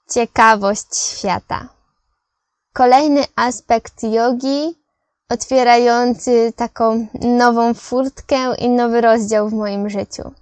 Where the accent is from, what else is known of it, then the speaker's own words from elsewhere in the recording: Poland; Ja z Polski, Eloise z Francji, Sara z Niemiec.